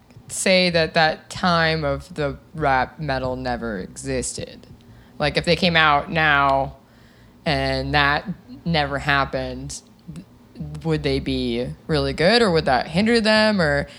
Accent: Seattle, Washington, United States; growing up in Seattle, it's like, it's a different, like, way of looking almost. Like, it's already dark there. It's already dark, and it's overcast all the time.

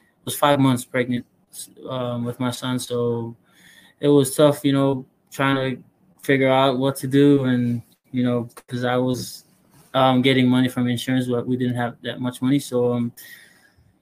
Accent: American Samoa; moved away as an adult; also born or lived in Hawaii / Alaska; now in Utah, United States; I'm originally from American Samoa. I was born in Hawaii, but I was raised back in American Samoa

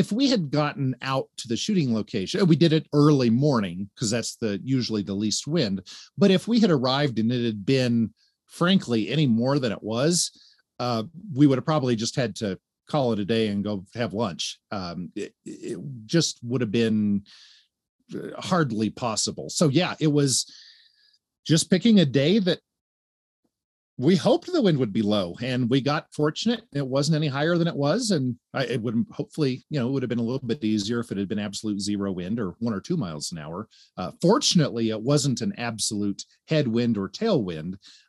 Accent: Tennessee, United States; I'm from Tennessee. Let me do the math.

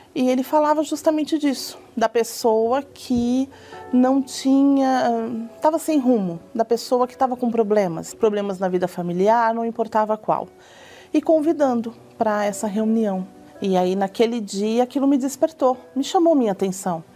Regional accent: Osasco, São Paulo, Brazil; eu venho da cidade de Osasco

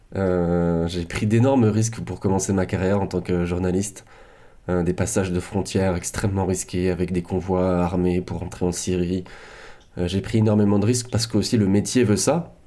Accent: France; en tant que Français

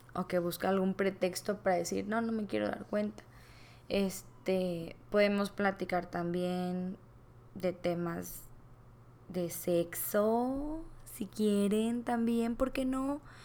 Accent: Culiacán, Sinaloa, Mexico; soy originaria de Culiacán, Sinaloa

